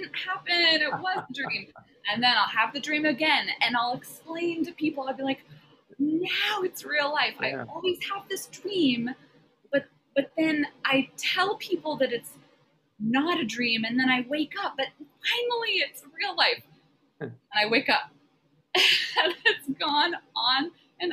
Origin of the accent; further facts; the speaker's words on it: Kettle Falls, Washington, United States; also born or lived in Seattle, Washington; now in Joshua Tree, United States; I grew up in Seattle for the first 5 years of my life, and then my family moved to a farm in eastern Washington in Kathy McMorris Rogers' hometown of Kettle Falls